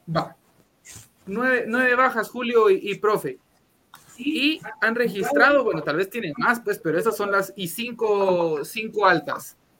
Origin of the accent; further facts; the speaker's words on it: Guatemala; Somos tan malos guatemaltecos